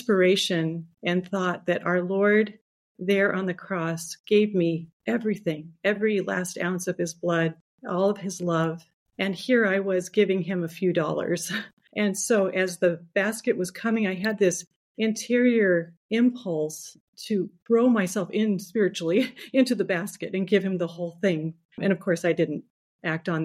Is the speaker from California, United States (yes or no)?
yes; Los Angeles, California, United States; I am the sixth of 10 children, and I grew up in Los Angeles.